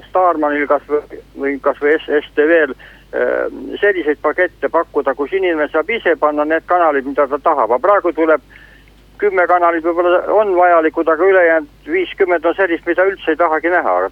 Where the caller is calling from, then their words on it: Tallinn, Harju County, Estonia